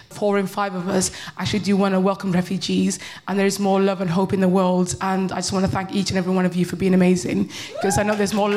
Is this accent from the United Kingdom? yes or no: yes; United Kingdom; everybody calls me bitter, but I'm just British.